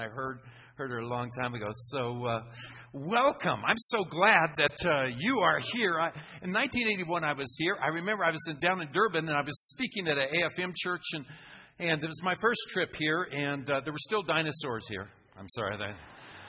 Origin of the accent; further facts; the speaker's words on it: Phoenix, Arizona, United States; I'm from Phoenix, Arizona in the United States